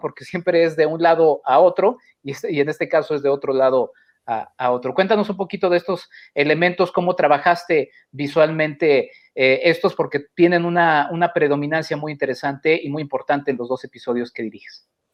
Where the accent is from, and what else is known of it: Mexico